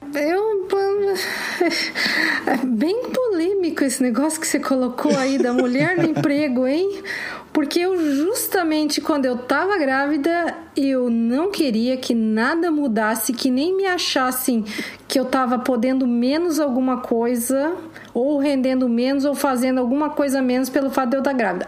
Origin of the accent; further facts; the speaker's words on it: Curitiba, Paraná, Brazil; eu sou de Curitiba mesmo, mas Curitiba é uma cidade bem provinciana